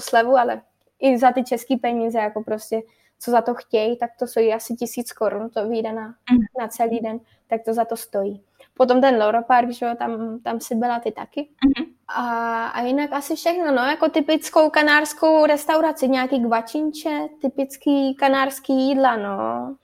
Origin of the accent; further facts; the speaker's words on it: Czechia; moved away as an adult; já, jak jsem původem z Krkonoš